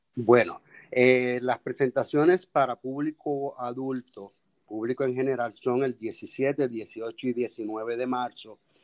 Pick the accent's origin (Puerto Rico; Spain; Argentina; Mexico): Puerto Rico; accent: Puerto Rican; nuestro lenguaje, nuestro dialecto puertorriqueño es, es eh, riquísimo